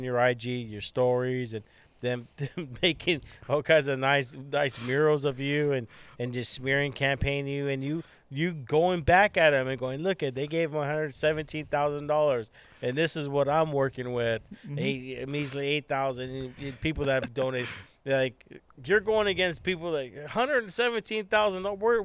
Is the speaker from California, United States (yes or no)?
yes; Santa Ana, California, United States; I'm from Santa Ana